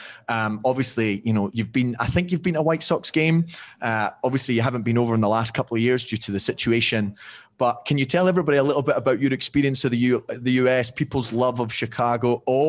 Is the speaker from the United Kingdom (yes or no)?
yes; Scotland, United Kingdom; I'm a Scottish guy.